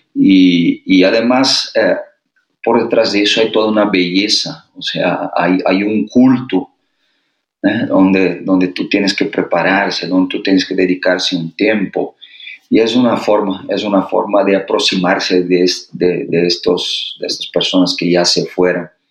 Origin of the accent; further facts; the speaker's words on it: Brazil; Spanish is a second language; now in Mexico; nosotros brasileños